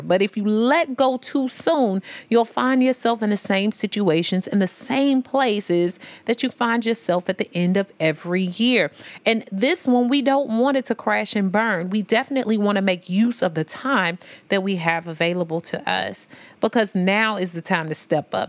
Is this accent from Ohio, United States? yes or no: no; St. Louis, Missouri, United States; also born or lived in Memphis, Tennessee; I'm from Saint Louis and Memphis, but I'm from the S T L M O three one four